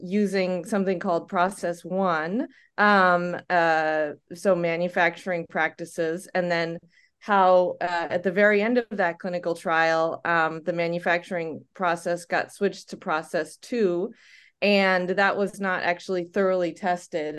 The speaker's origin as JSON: {"language": "English", "country": "United States", "tie": "born or raised there", "also_born_or_lived": "Denmark", "moved": "as an adult", "said": "i'm from the us as well"}